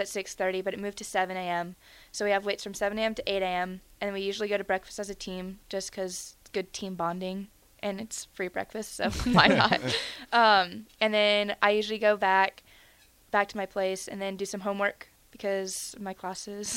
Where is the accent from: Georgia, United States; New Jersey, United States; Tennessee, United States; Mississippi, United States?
Tennessee, United States; Nashville; moved away as an adult; also born or lived in Virginia; now in Nebraska, United States; I'm from Nashville, Tennessee.